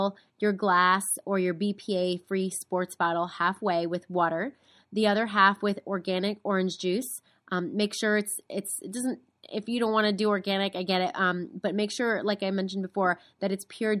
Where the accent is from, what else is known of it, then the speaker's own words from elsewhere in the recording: East Coast, United States; moved away; I'm originally from the East Coast